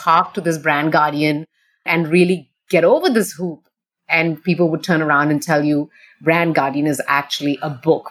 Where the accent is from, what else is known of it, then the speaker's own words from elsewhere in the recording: India; moved away as an adult; also born or lived in Australia; now in Singapore; I'm born and brought up in India. I left India when I was only about 20 years old